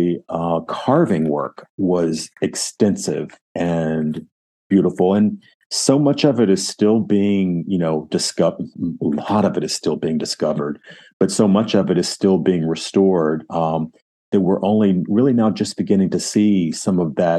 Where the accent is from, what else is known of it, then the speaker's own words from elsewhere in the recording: United States; this gringo from the United States